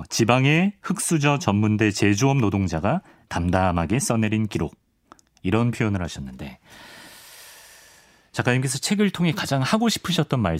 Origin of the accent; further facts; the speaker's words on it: Changwon, South Gyeongsang, South Korea; 고향은 마산입니다. 마산.